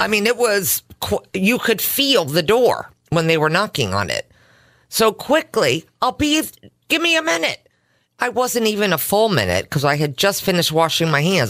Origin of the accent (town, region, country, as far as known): Simsbury, Connecticut, United States; born or raised there